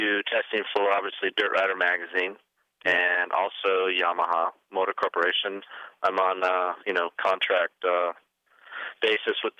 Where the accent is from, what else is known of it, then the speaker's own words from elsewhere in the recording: Hesperia, California, United States; I grew up in Hesperia, California